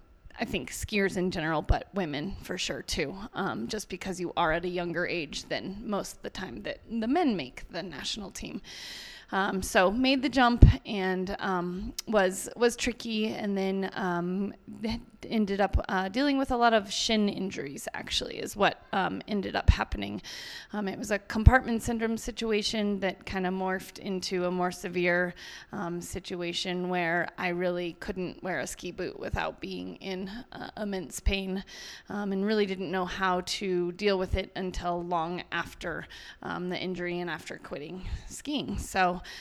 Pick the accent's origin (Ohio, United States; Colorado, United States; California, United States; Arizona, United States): Colorado, United States; Steamboat Springs; Steamboat Springs, Colorado.